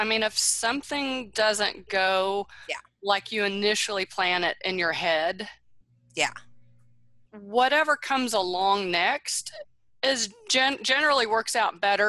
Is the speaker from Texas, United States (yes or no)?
yes; Houston, Texas, United States; born there; I was born in Houston, does that count?